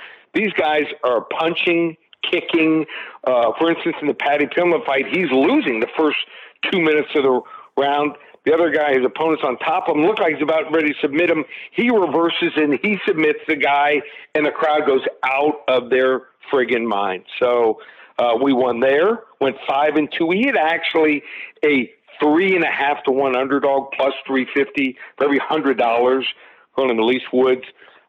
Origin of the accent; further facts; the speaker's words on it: Abilene, Texas, United States; I'm actually from Abilene, Texas. That's where I was born.